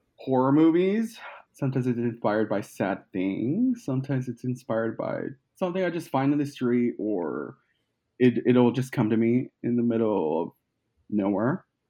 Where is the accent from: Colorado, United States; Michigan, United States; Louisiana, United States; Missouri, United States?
Colorado, United States; moved away as an adult; now in Los Angeles, United States; I'm originally from Colorado